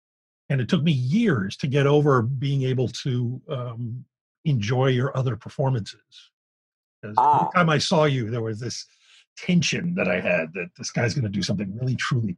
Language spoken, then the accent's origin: English; Philadelphia, Pennsylvania, United States; moved away as an adult; now in Los Angeles, United States; I'm from West Philly.